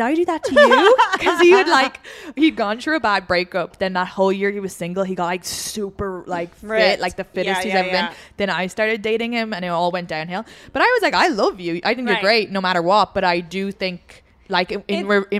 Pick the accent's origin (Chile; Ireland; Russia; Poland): Ireland; now in United States; I'm the Irish girl.